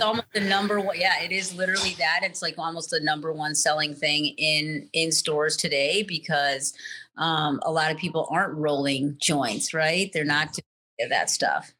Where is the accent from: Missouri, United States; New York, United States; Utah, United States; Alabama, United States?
New York, United States; New York City; now in Colorado, United States; I grew up in New York City. Um, I came to Colorado in 1998